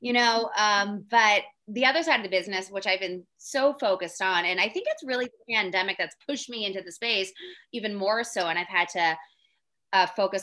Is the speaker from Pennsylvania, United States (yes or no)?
yes; Philadelphia, Pennsylvania, United States; moved away; I'm born and raised in Philly